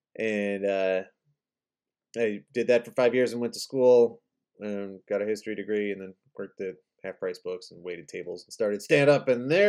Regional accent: Chicago, Illinois, United States; moved away as an adult; also born or lived in New Orleans; now in Texas, United States; I'm from Chicago.

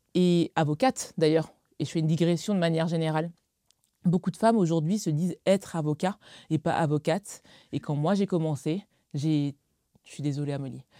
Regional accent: Alsace, Grand Est, France; j'ai grandi en Alsace

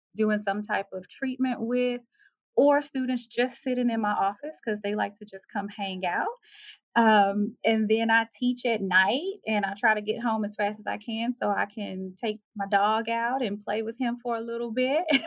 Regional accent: Texas, United States; moved away; also born or lived in Hawaii; I'm from Texas.

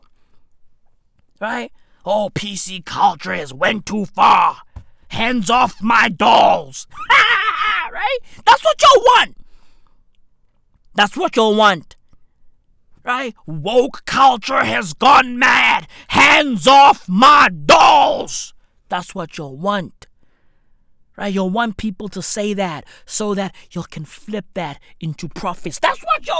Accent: South Africa; we are South African

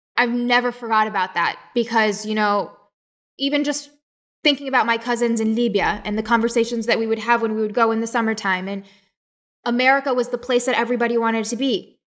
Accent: West Virginia, United States; I was born in West Virginia.

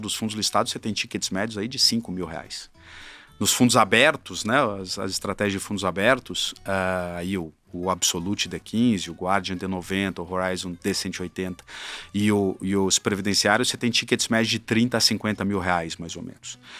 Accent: Curitiba, Paraná, Brazil; moved away as an adult; also born or lived in São Paulo; Eu vim é, de Curitiba para São Paulo para fazer faculdade

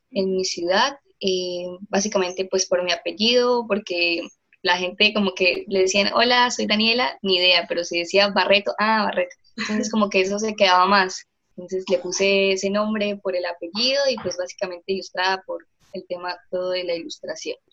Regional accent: Bucaramanga, Santander, Colombia; soy diseñadora industrial de la Universidad de Investigación y Desarrollo de acá de Bucaramanga, Santander.

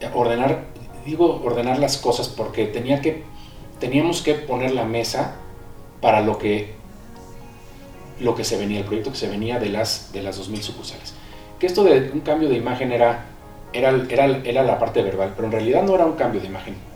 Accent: Villahermosa, Tabasco, Mexico; now in Mexico City, Mexico; Yo nací aquí en el DF y nos fuimos a vivir cuando yo tenía siete años allá. crecí en Villahermosa, allá, están mis raíces

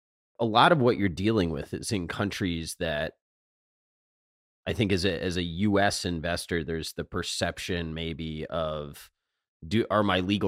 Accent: United States; as an American investor

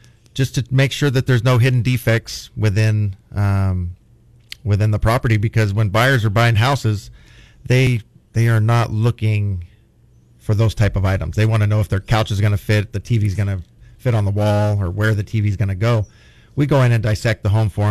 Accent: Bakersfield, California, United States; born and raised in Bakersfield

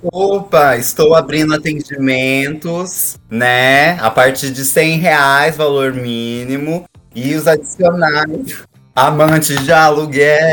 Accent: interior of Mato Grosso, Brazil; eu sou do interior do Mato Grosso

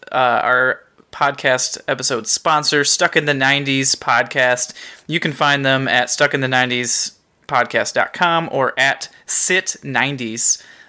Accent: Michigan, United States; I'm from Michigan

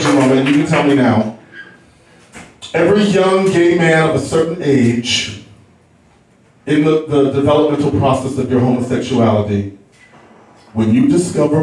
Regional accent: Texas, United States; I grew up in Texas, and when you are black and you grow up in Texas, you must go to church on Sunday.

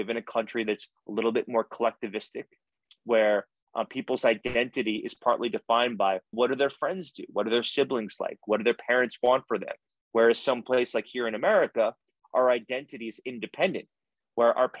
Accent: United States; as an American

